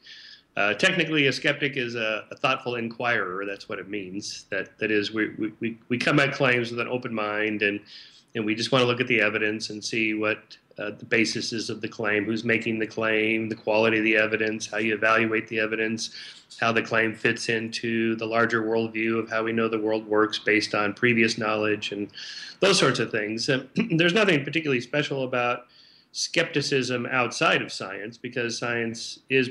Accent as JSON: {"language": "English", "region": "Southern California", "country": "United States", "tie": "born or raised there", "said": "I grew up in Southern California"}